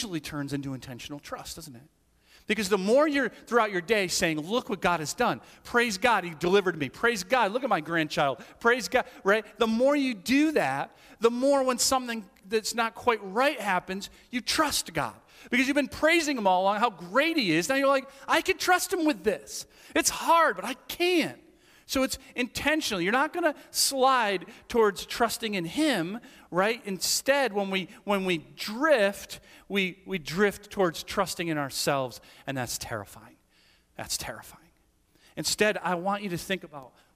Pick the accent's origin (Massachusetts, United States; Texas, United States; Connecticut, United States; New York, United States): Massachusetts, United States; the Berkshires; now in Northbridge, United States; I grew up in the Berkshires